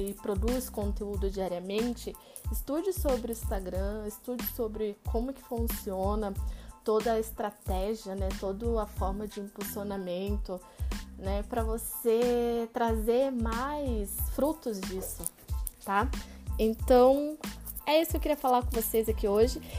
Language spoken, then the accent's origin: Portuguese; Pará, Brazil; moved away as an adult; now in Curitiba, Brazil; eu sou paraense, né? Então, eu nasci e cresci no Pará e já faz 11 anos que moro aqui em Curitiba